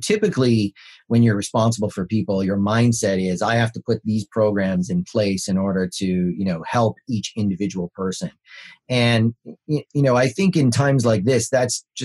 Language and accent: English; Canada; I'm Canadian